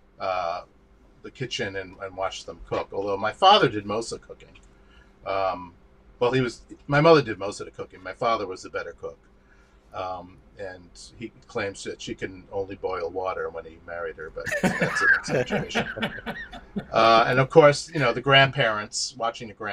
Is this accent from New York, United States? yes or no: yes; Elmont, New York, United States; moved away as an adult; also born or lived in Brooklyn, New York; Grew up on Long Island in a town called Elmont, where Belmont Racetrack is.